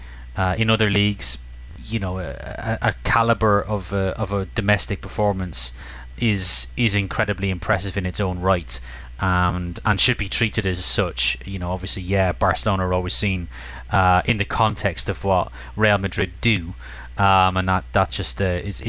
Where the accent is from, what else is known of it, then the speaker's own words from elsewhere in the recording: Ireland; growing up in Ireland